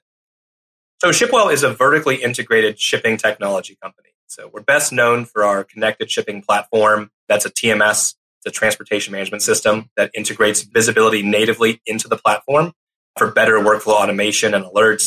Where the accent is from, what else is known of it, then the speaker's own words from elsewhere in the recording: Longview, Texas, United States; I actually grew up on the same street as Matthew McConaughey in Longview, Texas